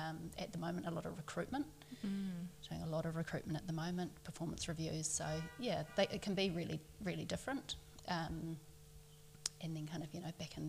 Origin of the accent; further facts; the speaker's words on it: Auckland, New Zealand; I grew up in Auckland.